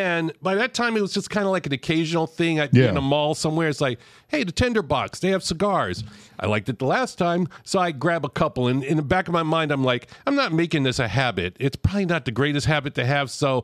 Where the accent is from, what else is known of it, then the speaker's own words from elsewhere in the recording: Los Angeles, California, United States; also born or lived in Oxnard, California / Irvine, California / Sacramento, California; So I grew up in South Central Los Angeles